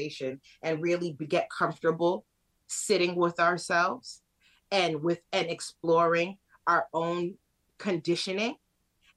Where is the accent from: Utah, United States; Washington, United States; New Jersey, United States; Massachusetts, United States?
Massachusetts, United States; Worcester; also born or lived in Boston; And I grew up in Worcester, so super diverse.